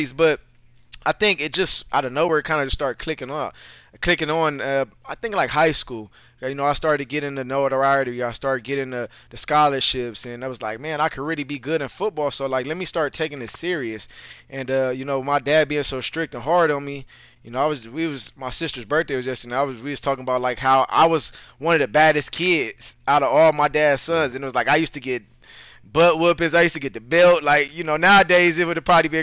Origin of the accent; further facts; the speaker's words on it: Los Angeles, California, United States; growing up in Los Angeles, you know, I didn't grow up in the Long Beach area